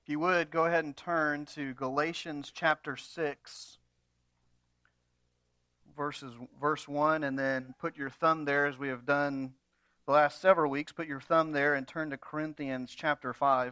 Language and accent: English; United States; American Christians